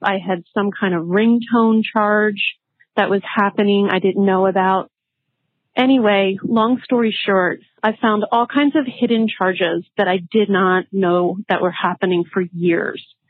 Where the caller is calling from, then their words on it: Los Angeles, California, United States; I'm calling from Los Angeles, California